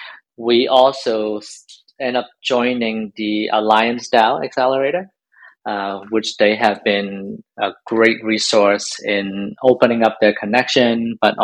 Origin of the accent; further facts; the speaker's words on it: Hong Kong; moved away; I'm from Hong Kong originally.